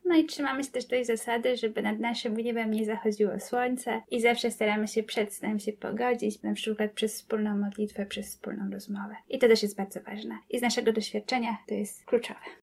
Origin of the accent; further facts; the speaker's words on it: Kobyłka, Masovian Voivodeship, Poland; jestem z Kobyłki